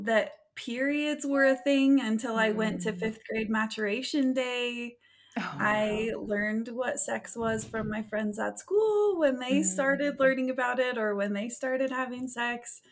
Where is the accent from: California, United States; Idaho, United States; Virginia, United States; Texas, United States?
Idaho, United States; Weiser; also born or lived in Vermont; now in Provo, United States; I grew up in Idaho